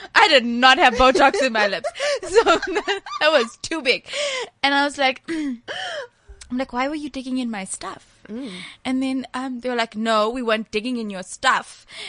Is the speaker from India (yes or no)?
yes; India; you know I'm Indian, so they were a little bit conservative.